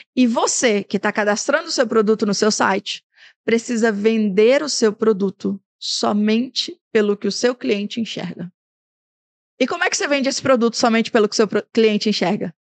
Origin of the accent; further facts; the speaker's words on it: Brazil; moved away; Tinga, de onde eu vim